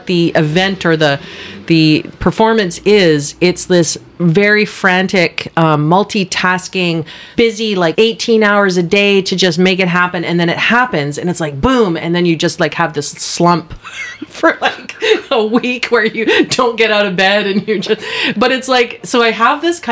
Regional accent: Powell River, British Columbia, Canada; I was born and raised in Powell River

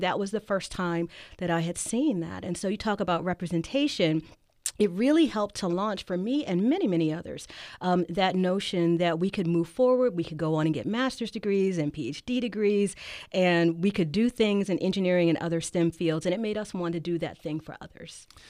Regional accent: Philadelphia, Pennsylvania, United States; now in Davis, United States; I'm from Philly

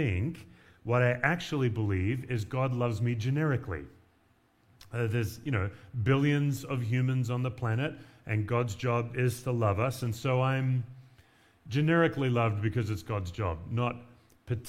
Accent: Perth, Western Australia, Australia; moved away as an adult; also born or lived in Knoxville, Tennessee; now in Denver, United States; I moved from the beach culture of Perth to Appalachian, Tennessee

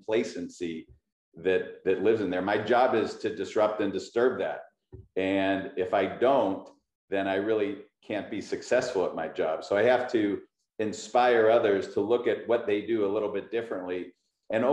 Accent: Pittsburgh, Pennsylvania, United States; moved away as an adult; now in California, United States; I'm very proud to be from Pittsburgh

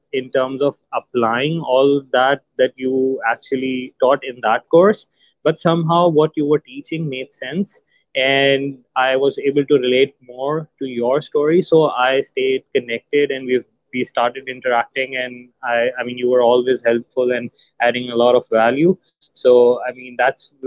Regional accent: Pakistan; I'm from Pakistan

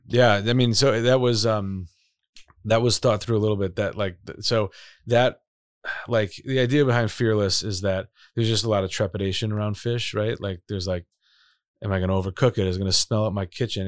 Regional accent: Chicago, Illinois, United States; moved away as an adult; also born or lived in Boulder, Colorado; I'm from Chicago. I'm from Chicago. Proudly from Chicago.

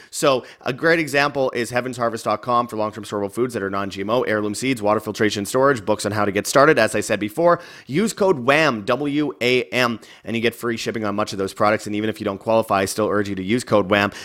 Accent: Winnipeg, Manitoba, Canada; Winnipeg, Canada, my, my hometown

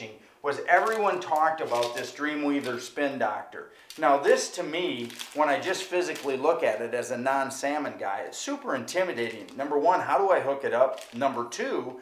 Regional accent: Jenison, Michigan, United States; the Outdoorsman here in Jenison, my hometown

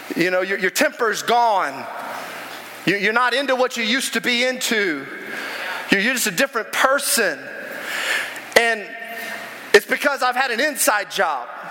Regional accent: the South, United States; I'm from the South.

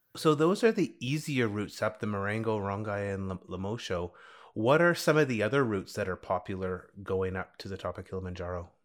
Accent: Canadian Rockies, Canada; growing up in the Canadian Rockies

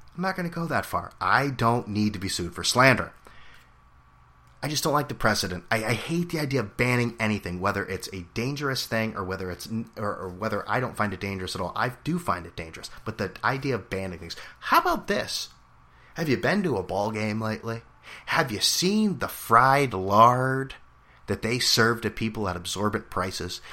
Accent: United States; I'm an American

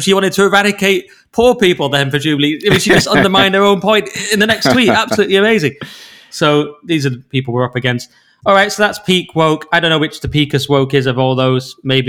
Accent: Canada; Anyway, but as a Canadian, I don't really follow soccer.

